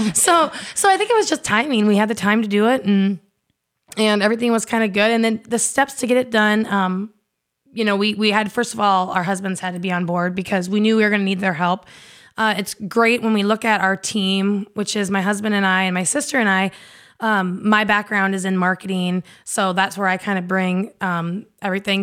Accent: eastern Iowa, United States; I grew up in Iowa, in eastern Iowa on a farm

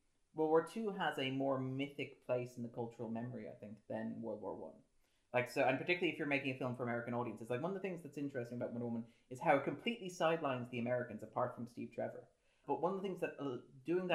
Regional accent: Ireland; as an Irishman

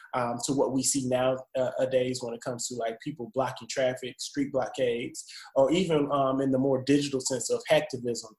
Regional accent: Champaign, Illinois, United States; also born or lived in Jackson, Mississippi; I'm originally from Champaign, Illinois

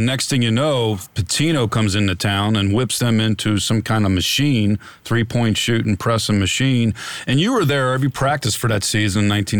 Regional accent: Kentucky, United States; I'm a boy from Kentucky.

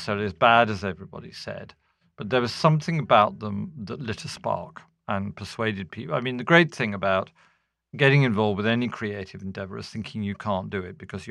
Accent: London, United Kingdom; moved away as an adult; also born or lived in Manchester; I'm a Londoner

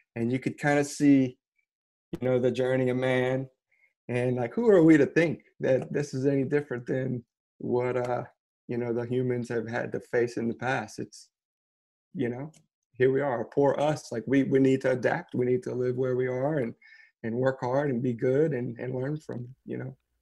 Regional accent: outside of New Orleans, Louisiana, United States; moved away as an adult; also born or lived in Brooklyn, New York; now in Lafayette, United States; I grew up Cajun, but outside of New Orleans

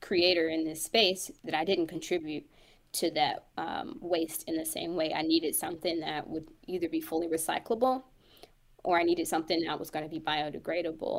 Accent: Kansas City, United States; also born or lived in St. Louis, Missouri; I'm from Kansas City, but we're based in St. Louis

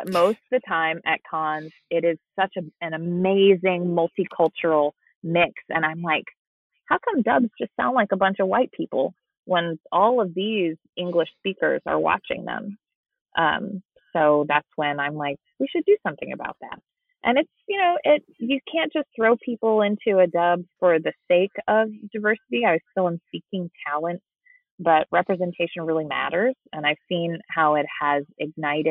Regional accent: San Diego, California, United States; also born or lived in Spain; I grew up in San Diego, California, so Spanish is around me all the time

